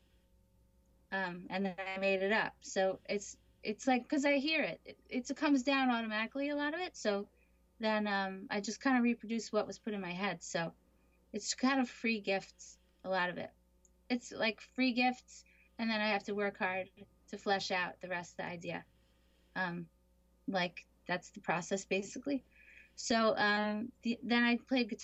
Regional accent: Jericho, New York, United States; I grew up in Jericho, Long Island

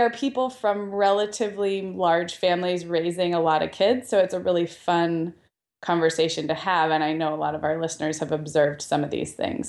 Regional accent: Santa Barbara, California, United States; Santa Barbara, my hometown

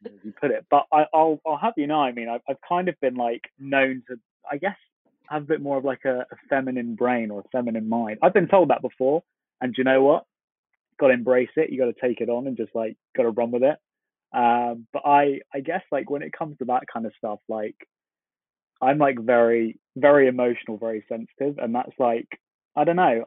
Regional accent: London, United Kingdom; I am from London, from the UK.

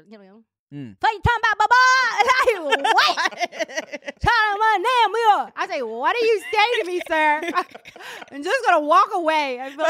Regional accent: Capitol Heights, Maryland, United States; From Capitol Heights.

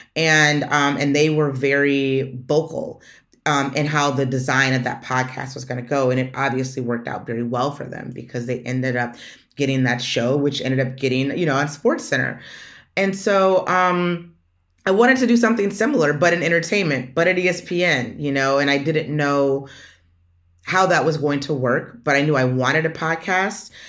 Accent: Detroit, Michigan, United States; moved away; Detroit's my hometown

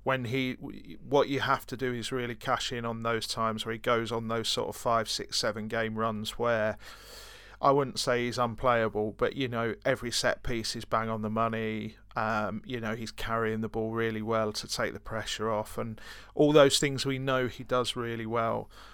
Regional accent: Brighton, South East England, United Kingdom; I'm from Brighton, so, you know, technically that's a different country to Yorkshire

